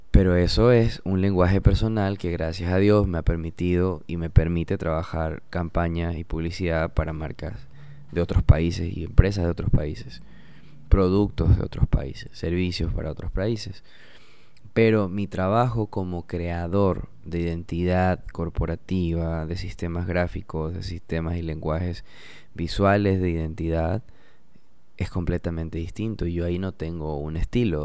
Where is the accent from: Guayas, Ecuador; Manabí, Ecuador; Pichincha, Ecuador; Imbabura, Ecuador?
Manabí, Ecuador; Portoviejo; also born or lived in United States; soy de Puerto Viejo, soy Manaba